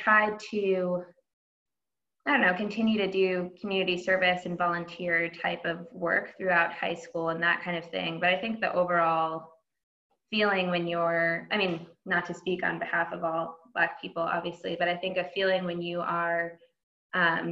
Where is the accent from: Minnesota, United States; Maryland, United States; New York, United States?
New York, United States; New Rochelle; moved away as an adult; also born or lived in New Haven, Connecticut; I am from New Rochelle, New York, originally, which is a suburb about 30 minutes north of Manhattan. Born and raised there, I went to public schools there